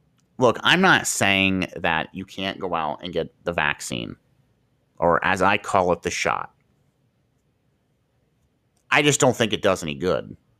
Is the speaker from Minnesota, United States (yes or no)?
no; Marion, Ohio, United States; Here in Marion General Hospital, for example, where I'm from Marion, Ohio